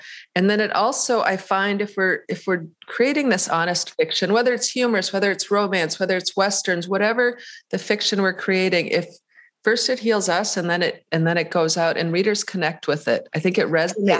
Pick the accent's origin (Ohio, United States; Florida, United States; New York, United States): Ohio, United States; Painesville; And in the town of Painesville, my hometown is called Painesville, ironically, there was a curfew siren at night